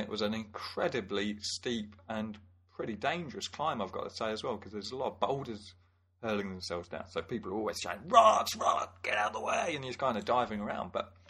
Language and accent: English; England, United Kingdom; moved away as an adult; now in Wellington, New Zealand; If you haven't noticed already, I am English. I am from the Queen's country. And I'm just living in New Zealand.